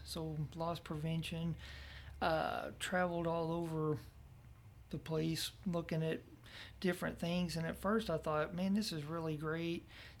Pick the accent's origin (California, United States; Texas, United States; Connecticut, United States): Texas, United States; now in Oklahoma, United States; I was unaware of it when I moved here because I was from Texas and it wasn't going on there.